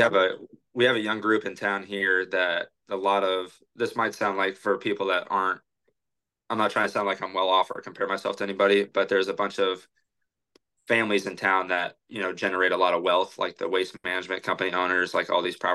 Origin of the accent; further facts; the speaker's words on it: Oregon, United States; born there; citizen, and I was born in Oregon too, and my dad's from Canada, so